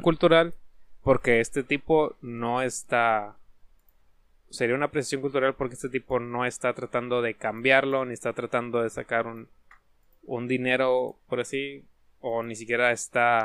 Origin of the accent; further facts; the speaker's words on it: Mexico; Nosotros, como mexicanos